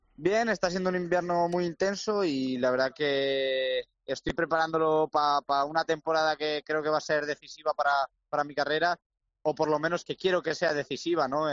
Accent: Salamanca, Castile and León, Spain; mi tierra, ¿no? Con Salamanca

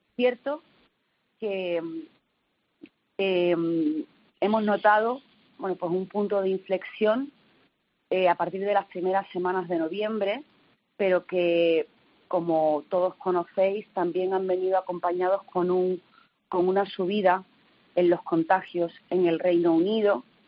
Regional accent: Torremolinos, Andalusia, Spain; yo soy de Torremolinos

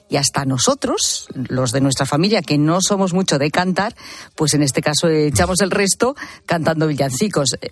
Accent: Zamora, Castile and León, Spain; moved away; mi pueblo que se llama Maide, que es un pequeño municipio

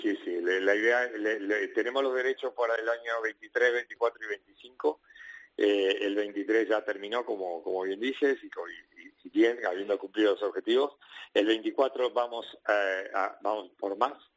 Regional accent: Argentina; moved away as an adult; now in Spain; yo salí hace 20 años de mi país y en mi país, que es Argentina

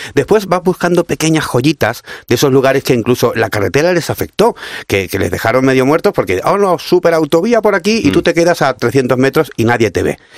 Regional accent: Cádiz, Andalusia, Spain; yo soy de Cádiz, así que mi tierra es una cosa maravillosa.

